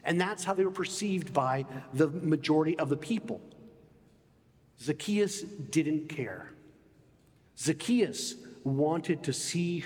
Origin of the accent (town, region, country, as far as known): United States; moved away; also born or lived in England